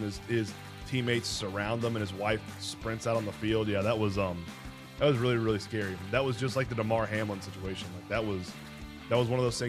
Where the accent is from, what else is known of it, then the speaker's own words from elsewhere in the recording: Canada; him being a Canadian as well as me